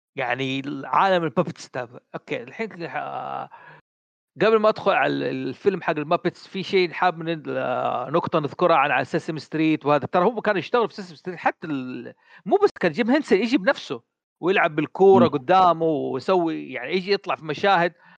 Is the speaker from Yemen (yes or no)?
no; Saudi Arabia; عندنا في السعوديه